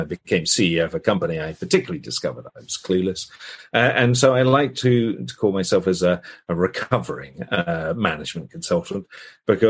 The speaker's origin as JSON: {"language": "English", "country": "United Kingdom", "said": "I'm British"}